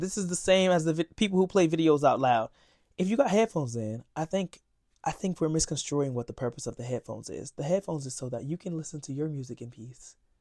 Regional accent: Florida, United States; moved away as an adult; now in New York, United States; I'm from Florida

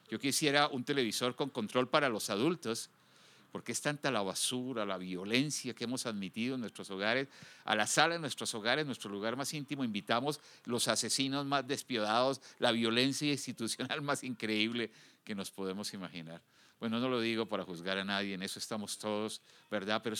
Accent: United States; now in Guadalajara, Mexico; Yo vengo de los Estados Unidos uno de los países más desarrollados del mundo, quizás con la fuerza de policía más organizada y con más recursos.

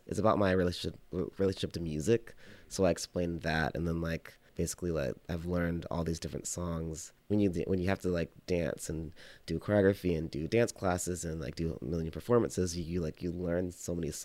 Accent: Texas, United States; also born or lived in Oklahoma; I grew up in Texas and Oklahoma

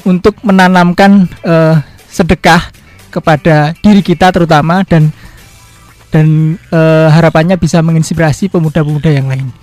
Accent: Imogiri, Special Region of Yogyakarta, Indonesia; daerah saya daerah Himogiri

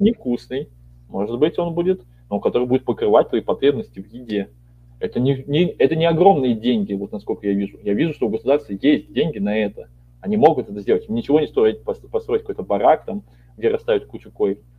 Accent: Siberia, Russia; я вот родился в Сибири

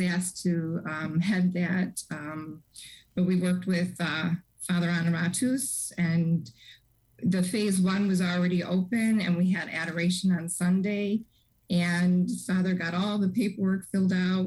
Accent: Harvey, Illinois, United States; now in Chicago, United States; my original parish was Ascension St. Susanna in Harvey

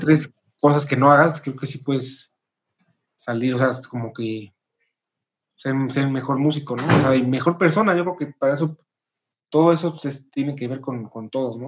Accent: Mexico; somos mexicanos, todos somos compositores

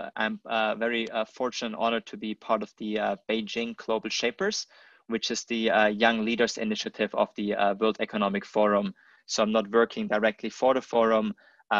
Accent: Germany; moved away as an adult; also born or lived in United States; now in China; I grew up in Germany, and from there I ventured to the States, and entrepreneurship brought me to China.

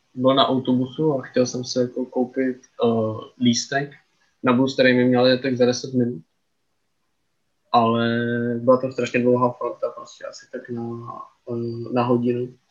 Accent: Czechia; my jako Češi

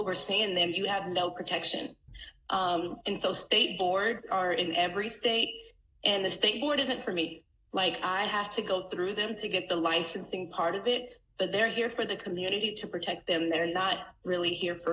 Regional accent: San Antonio, Texas, United States; moved away as an adult; also born or lived in North Louisiana; now in Louisiana, United States; I am from Texas, from San Antonio, Texas. Currently, I'm living in Louisiana

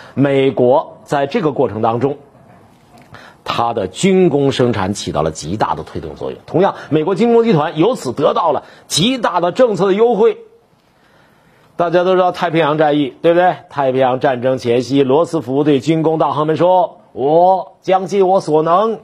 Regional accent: China; 我们中国人到美国之后

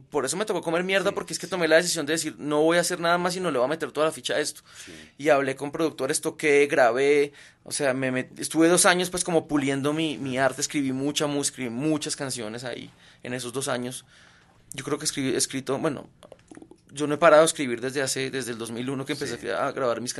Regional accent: Belgium; Yo soy de Bélgica.

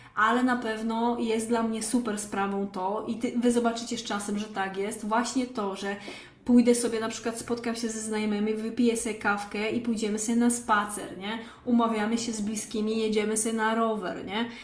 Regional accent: Lesser Poland, Poland; moved away; pochodzę z małej wsi w Małopolsce

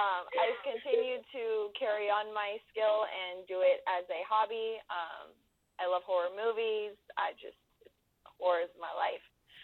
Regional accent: Los Angeles, California, United States; accent: Valley girl; moved away as an adult; now in Lake Havasu City, United States; I was born and bred in the San Fernando Valley in Los Angeles, California.

